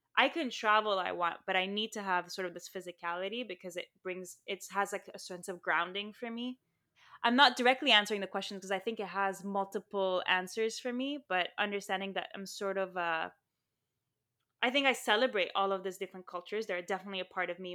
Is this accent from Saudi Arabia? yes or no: yes; Saudi Arabia; moved away; also born or lived in Lebanon / Armenia (ancestry); I grew up in Saudi Arabia and Lebanon, and my family's Armenian